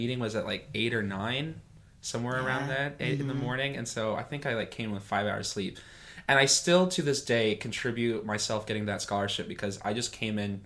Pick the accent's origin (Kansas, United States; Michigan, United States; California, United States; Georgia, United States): Kansas, United States; we're from Kansas. People do exist from here.